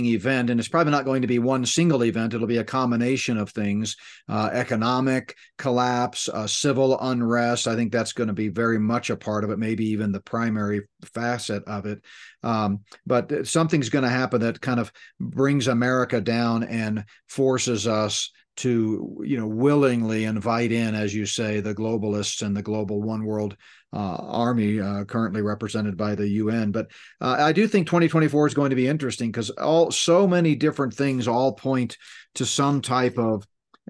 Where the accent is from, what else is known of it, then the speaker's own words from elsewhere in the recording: Northeast, United States; moved away; when I grew up in the Northeast